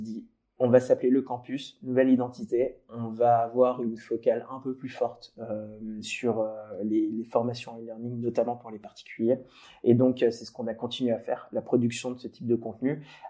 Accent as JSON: {"language": "French", "area": "Paris region", "region": "Île-de-France", "country": "France", "tie": "born or raised there", "said": "moi j'ai grandi en région parisienne"}